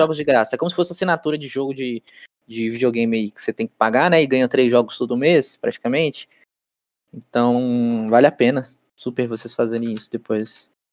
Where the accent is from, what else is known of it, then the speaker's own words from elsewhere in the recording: Brazil; como brasileiro